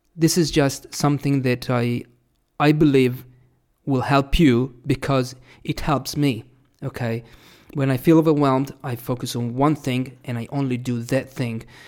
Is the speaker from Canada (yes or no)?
no; Italy; first language Italian; English is a second language; also born or lived in Australia / New Zealand; my Italian was here